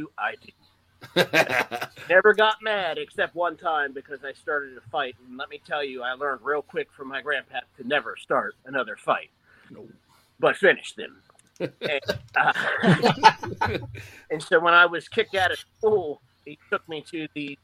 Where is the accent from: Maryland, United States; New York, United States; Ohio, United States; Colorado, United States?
Maryland, United States; Suitland; we grew up in Suitland and Forestville and Capitol Heights, just outside D.C.